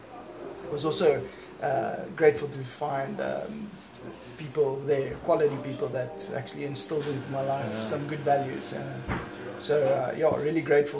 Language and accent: English; Ballito, KwaZulu-Natal, South Africa; my life growing up on the North Coast in Belito